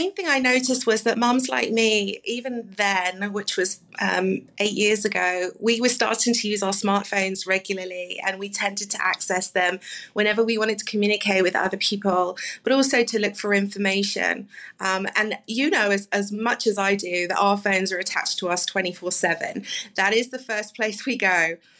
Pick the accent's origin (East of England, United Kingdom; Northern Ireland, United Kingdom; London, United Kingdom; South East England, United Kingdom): London, United Kingdom; now in Plano, United States; So I moved from London 9 years ago, as you can probably tell from my accent, and I didn't know a soul.